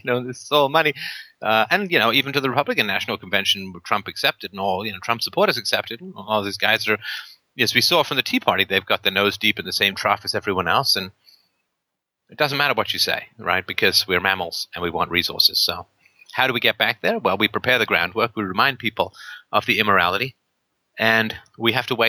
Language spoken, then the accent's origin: English; England, United Kingdom; also born or lived in Ireland; I was born in Ireland, but I grew up in England in the 70s.